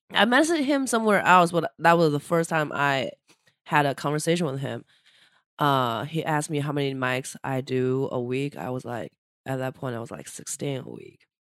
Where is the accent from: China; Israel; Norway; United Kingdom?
China; moved away as an adult; now in New York, United States; I'm a Chinese person from China